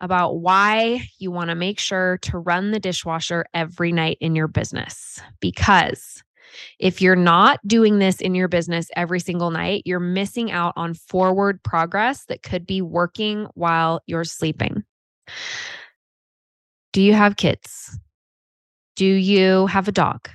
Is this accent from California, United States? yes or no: yes; Half Moon Bay, California, United States; also born or lived in Chico, California; I grew up in California. And a little town, little surf town called Half Moon Bay